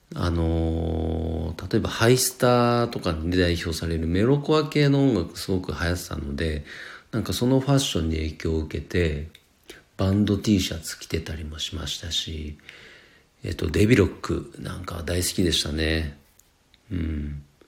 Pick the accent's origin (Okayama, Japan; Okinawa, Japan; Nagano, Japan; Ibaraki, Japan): Nagano, Japan; 社会人になって地元長野に U ターン就職して